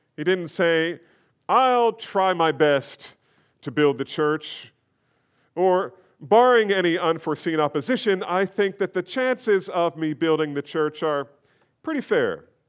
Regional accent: United States; we face as American believers

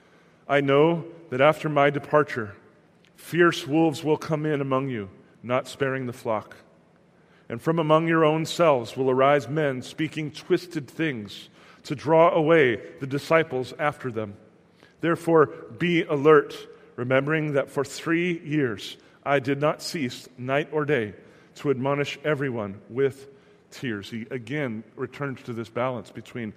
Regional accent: United States; an American

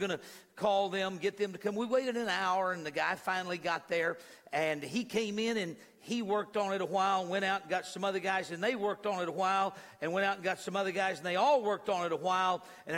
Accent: New Mexico, United States; I was born in New Mexico

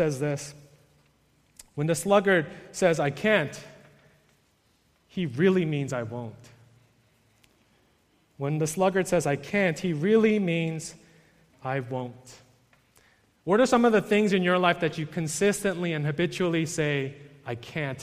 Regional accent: New York, United States; I'm from New York

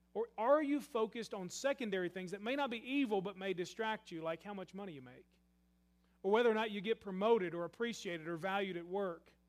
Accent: Murray, Kentucky, United States; I grew up in Murray, Kentucky

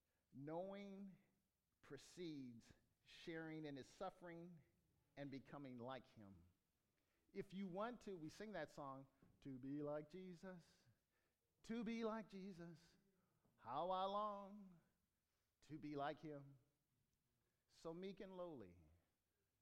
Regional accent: Rio Linda, California, United States; also born or lived in Bakersfield, California; I was born in Bakersfield, and I did square dancing in Rio Linda

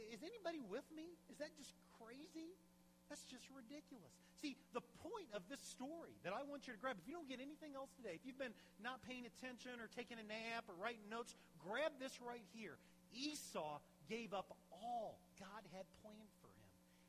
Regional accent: Champaign, Illinois, United States; growing up in Champaign. When I was 16, my mom and dad, even though we really were not wealthy at all, probably lower middle class is how I would describe my family.

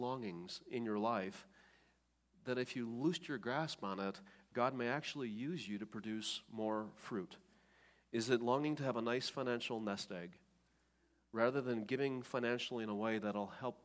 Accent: Oostburg, Wisconsin, United States; when I was a kid growing up in Oostburg, Wisconsin

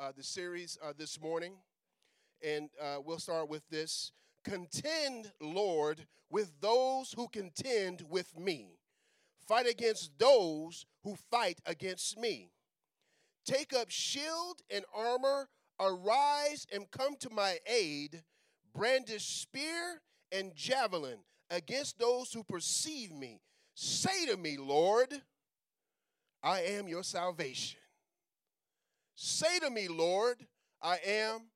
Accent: Tarrant, Alabama, United States; I grew up in Birmingham, Alabama. Specifically, I grew up in Tarrant, Alabama, which is just outside of Birmingham

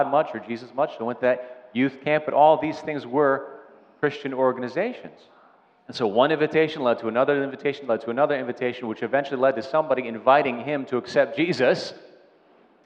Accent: Delaware County, Pennsylvania, United States; We're all from Delco

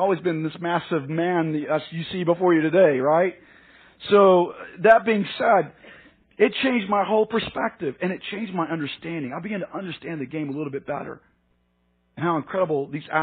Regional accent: Arkansas, United States; moved away as an adult; also born or lived in Dallas; I was born and raised in Arkansas

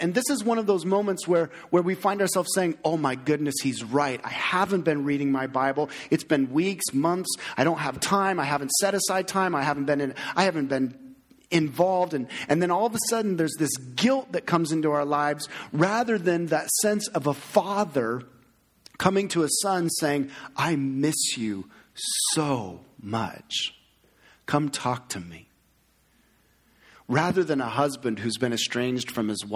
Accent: United States; We as American Christians

